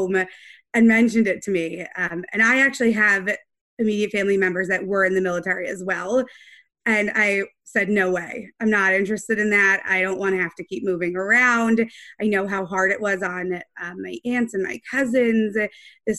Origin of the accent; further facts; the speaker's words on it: Atlanta, Georgia, United States; moved away; also born or lived in Brooklyn; I'm from Atlanta originally